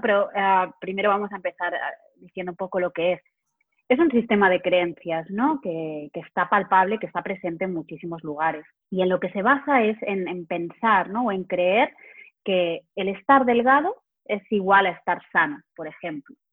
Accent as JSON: {"language": "Spanish", "town": "Barcelona", "region": "Catalonia", "country": "Spain", "said": "soy de Barcelona"}